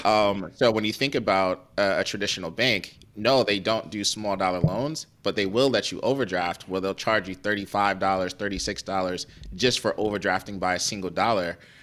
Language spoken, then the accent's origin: English; Cleveland, Ohio, United States; moved away; also born or lived in New York; I grew up in Cleveland, uh, Ohio